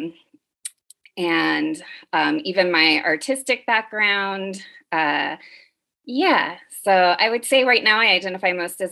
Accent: the Valley, California, United States; also born or lived in Oakland; I grew up in the Valley-ish. Like, I've been in California since I was 6

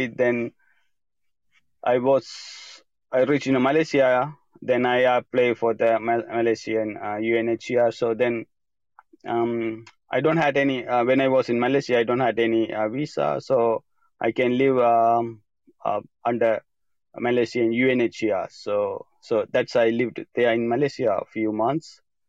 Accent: Sri Lanka; English is a second language; moved away; I grew up in Sri Lanka, a very small village, and until I left country, it's had a civil war. So I grew up the civil war situation, a country place.

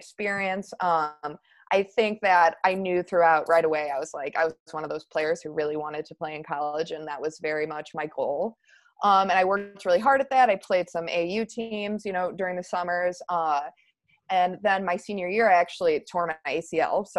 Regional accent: Northbrook, Illinois, United States; I grew up in Northbrook, Illinois, which is also in the suburbs, very close to where I teach now

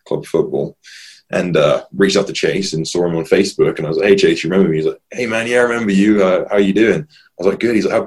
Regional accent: Tavistock, South West England, United Kingdom; moved away as an adult; now in Boise, United States; I'm from a small town called Tavistock in England. It's about half an hour north of Plymouth

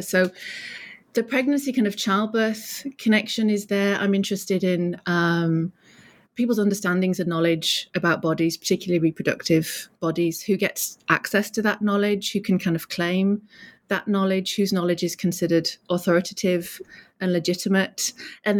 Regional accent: United Kingdom; moved away as an adult; also born or lived in Durham; now in North Florida, United States; I'm British

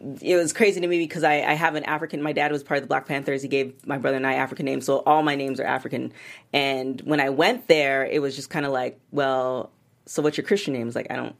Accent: Canada; I'm Canadian

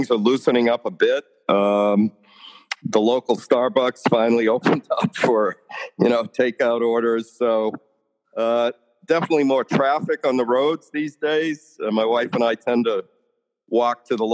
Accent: outside Worcester, central Massachusetts, United States; also born or lived in Colorado Springs, Colorado / Virginia; now in Canton, United States; I grew up in central Massachusetts, a small town outside of Worcester, Mass

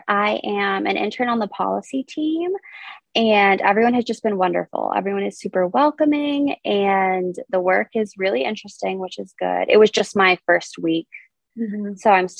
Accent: Bloomington, Indiana, United States; also born or lived in San Diego; So I grew up in Bloomington, Indiana, which is actually where I am in law school right now. I'm at the Maurer School of Law, IU Bloomington.

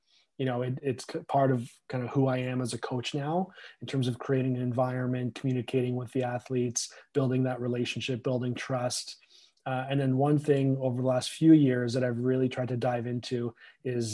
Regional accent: Newmarket, Ontario, Canada; I grew up in Newmarket, Ontario, which is about an hour north of Toronto

